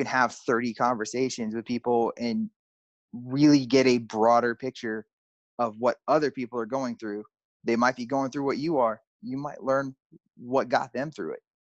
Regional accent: Pennsylvania, United States; moved away as an adult; now in Texas, United States; my home state in Pennsylvania, here in Texas

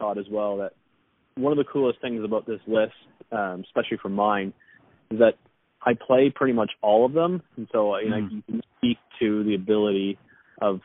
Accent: Canada; I'm from Canada, eh?

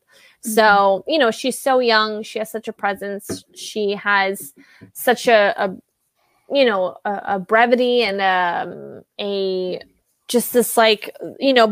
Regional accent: College Station, Texas, United States; I'm from there, College Station, and the town right next to it is called Bryan, Texas. That's where I went to Bryan High School

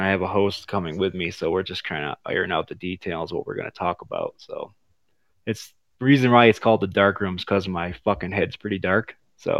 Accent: United States; now in Ecuador; I'm from America. I just live in Ecuador.

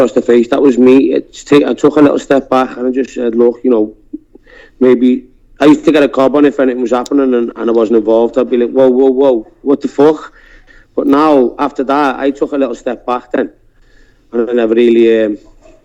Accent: Liverpool, North West England, United Kingdom; accent: Scouse; I'm a Scouser. I've always lived here

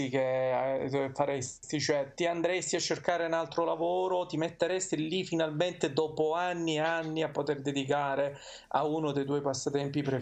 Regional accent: province of Messina, Sicily, Italy; Io della provincia di Messina, per ora.

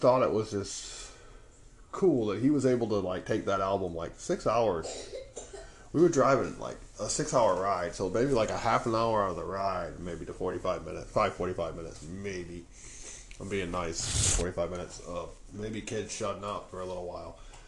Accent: Illinois, United States; I grew up here in Illinois, but most of my family is from northern Michigan

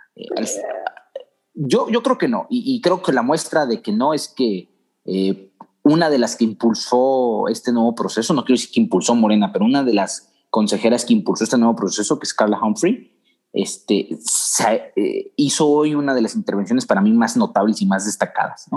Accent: Mexico; como mexicanos

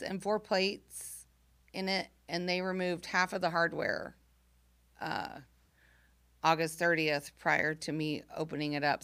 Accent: Camargo, Illinois, United States; moved away; I grew up in Camargo, Illinois

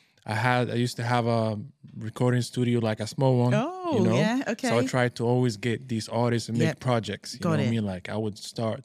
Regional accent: Libya; also born or lived in Morocco / Italy; now in Dubai, United Arab Emirates; Born and raised in Libya.

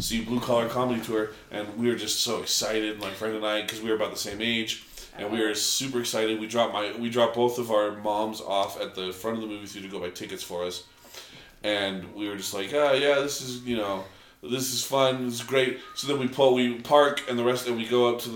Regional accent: Arizona, United States; growing up in Arizona

